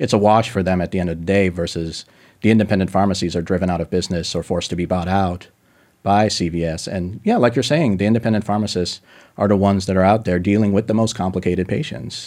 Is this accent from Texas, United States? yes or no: no; Denver, Colorado, United States; my family's Russian. Uh, I was born in, just in Denver